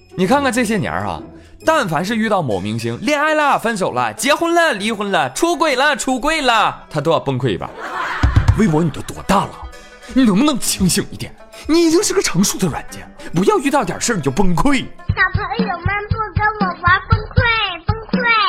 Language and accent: Chinese; Jiangsu, China; 我是江苏人